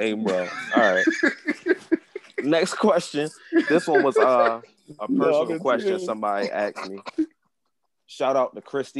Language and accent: English; Baltimore, Maryland, United States; I'm from Baltimore, nigga. I'm not from Maryland.